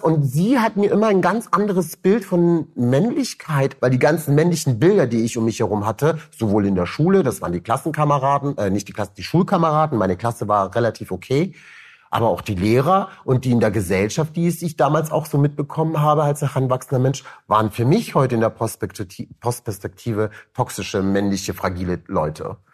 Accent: Cologne, North Rhine-Westphalia, Germany; also born or lived in Rüsselsheim, Hesse, Germany; ich komme aus Köln

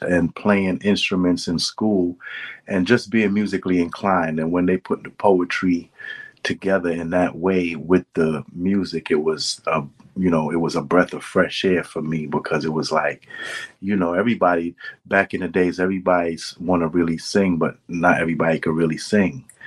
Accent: New York City, New York, United States; I'm from Brooklyn

